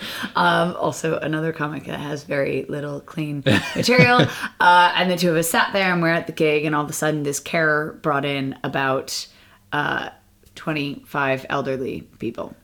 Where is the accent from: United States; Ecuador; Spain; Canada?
United States; now in London, United Kingdom; I'm American